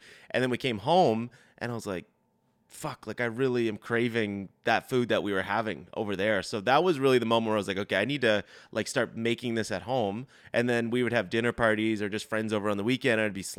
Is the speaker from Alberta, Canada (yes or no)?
no; Brookside, Nova Scotia, Canada; So I grew up in Brookside, super close to Peggy's Cove.